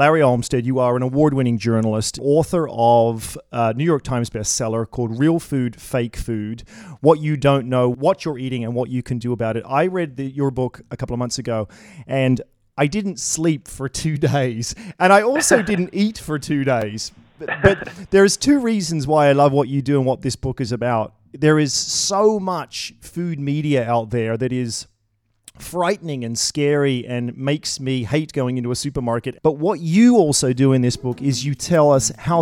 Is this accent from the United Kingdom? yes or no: no; Sydney, New South Wales, Australia; now in Toronto, Canada; Growing up in Sydney, and I actually brought my two daughters down here to hang out with my mum, who still lives down here in Sydney, and I live in Toronto, Canada